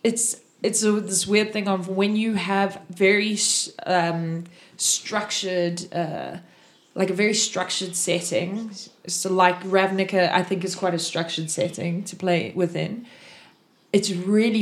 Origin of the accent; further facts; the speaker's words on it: South Africa; I'm from South Africa.